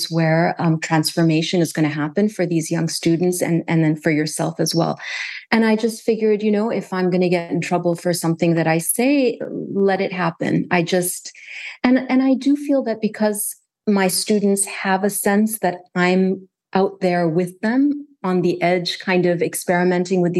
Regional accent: Kuwait; But growing up in Kuwait, I didn't have a sense that that was an option.

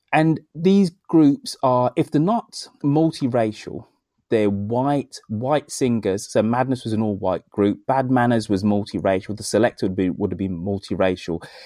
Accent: Birmingham, West Midlands, United Kingdom; Birmingham, my hometown

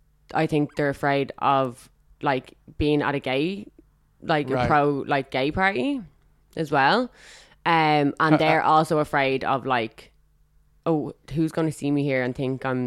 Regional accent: Dublin, Leinster, Ireland; Dublin. Rathfarnham.

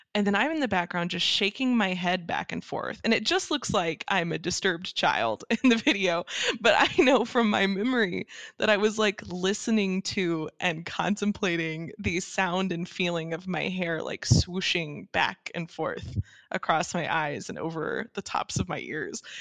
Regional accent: Dallas, Texas, United States; moved away as an adult; that's where I grew up in the suburbs of uh, Dallas Fort Worth

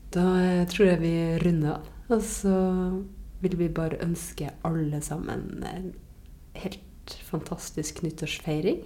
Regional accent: Varangerfjord, Finnmark, Norway; Varangerfjorden, som jo er den fjorden som er rett ned forbi min, eh, mitt, eh, mitt, hjem, eh, der jeg vokste opp.

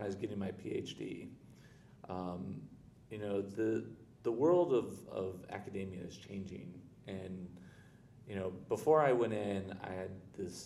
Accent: Chicago, Illinois, United States; moved away; also born or lived in Florida / Washington, D.C.; I'm originally from Chicago. I still self-identify more as a Chicagoan than a Floridian

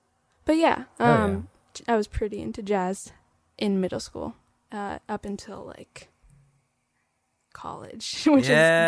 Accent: Calabasas, California, United States; I grew up in LA, but so this place called Calabasas.

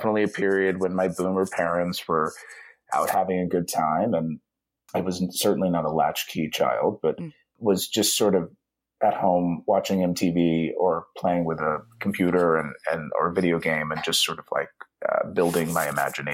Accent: Dayton, Ohio, United States; moved away; I have no only pride for growing up in Ohio

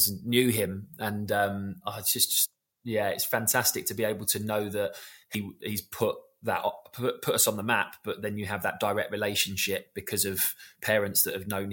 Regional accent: London, United Kingdom; we're from South London.

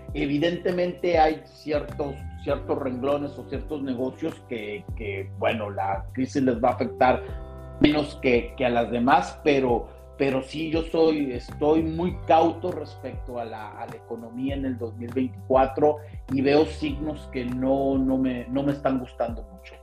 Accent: Tijuana, Baja California, Mexico; moved away as an adult; now in Spain; soy un, un tijuanense

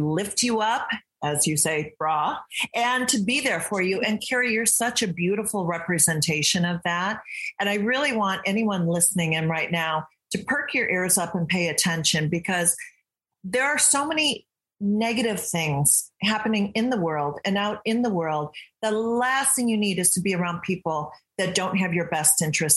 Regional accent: Michigan, United States; moved away as an adult; also born or lived in England; now in California, United States; I grew up in Michigan.

